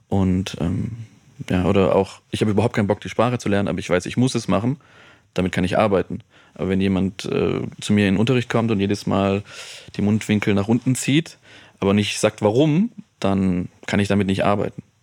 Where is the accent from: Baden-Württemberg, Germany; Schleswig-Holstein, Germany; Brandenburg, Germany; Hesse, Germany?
Baden-Württemberg, Germany; Stuttgart; moved away as an adult; also born or lived in Freiburg; now in Munich, Germany; ich komme ja aus Stuttgart